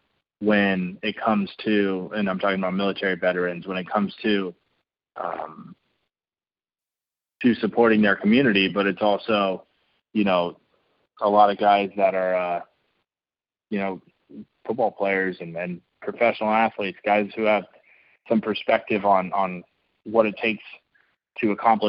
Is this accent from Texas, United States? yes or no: no; San Diego, California, United States; I grew up in San Diego, surrounded by the military